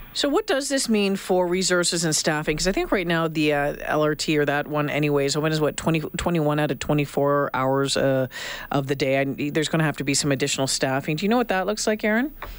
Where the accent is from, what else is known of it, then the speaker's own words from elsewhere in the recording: Northern Ontario, Canada; moved away; also born or lived in Sault Ste. Marie / Thunder Bay / Regina; a tough girl growing up in Northern Ontario